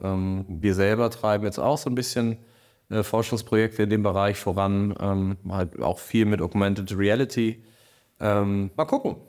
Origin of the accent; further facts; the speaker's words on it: Kiel, Schleswig-Holstein, Germany; also born or lived in Berlin; bin dann wieder hier als Kieler wieder zurück nach Kiel gegangen